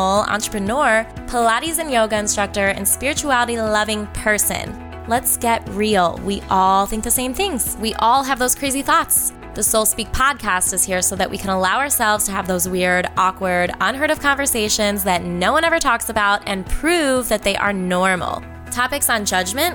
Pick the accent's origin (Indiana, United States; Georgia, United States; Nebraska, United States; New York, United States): Indiana, United States; Munster; moved away; I am back in Northwest Indiana, aka my hometown, Munster, Indiana